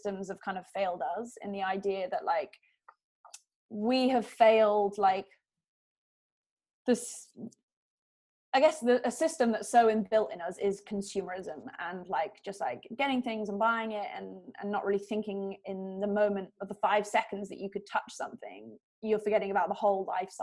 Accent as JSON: {"language": "English", "region": "London", "country": "United Kingdom", "tie": "born or raised there", "moved": "yes", "lives_now": "California, United States", "said": "growing up in London, my family and I, since I was born, went to our little house on the beach on the south coast of England."}